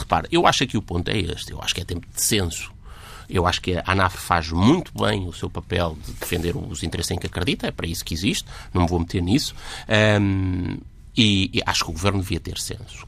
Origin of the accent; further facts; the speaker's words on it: Caramulo, Centro, Portugal; eu sou do Caramulo, uma terra maravilhosa